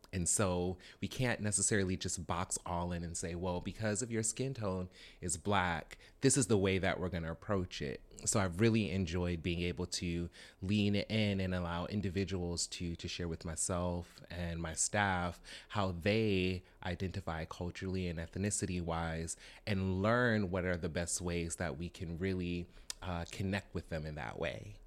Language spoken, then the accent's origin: English; the South, United States; I'm from the South, like, born and raised in the South